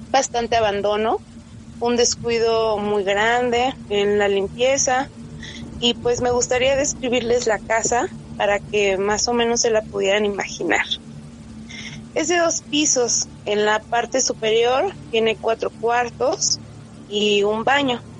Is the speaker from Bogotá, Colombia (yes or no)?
no; Medellín, Antioquia, Colombia; now in Mexico; esto fue por el 2010, cuando yo llegué a vivir a México de Medellín, Colombia.